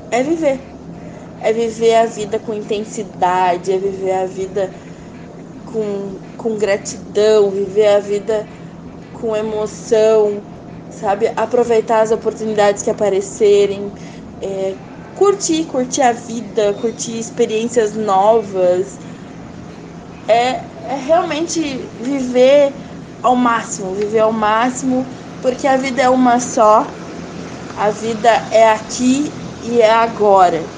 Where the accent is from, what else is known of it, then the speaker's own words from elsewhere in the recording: Novo Hamburgo, Rio Grande do Sul, Brazil; sou aqui de Novo Hamburgo.